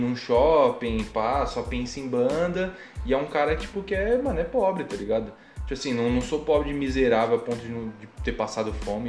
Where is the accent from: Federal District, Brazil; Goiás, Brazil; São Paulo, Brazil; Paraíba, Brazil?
São Paulo, Brazil; Eu era tratado como o cara daqui, do Perialto